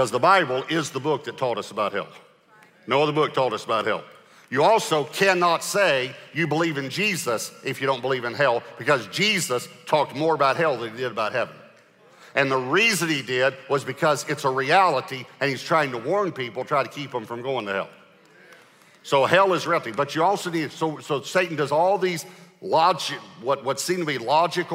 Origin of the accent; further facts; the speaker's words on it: Texas, United States; I'm from Texas